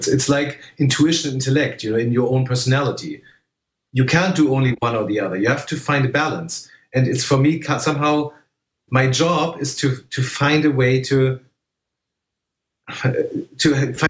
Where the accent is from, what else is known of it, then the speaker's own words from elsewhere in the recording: Germany; I was one of the first people in my hometown in Germany who used a computer.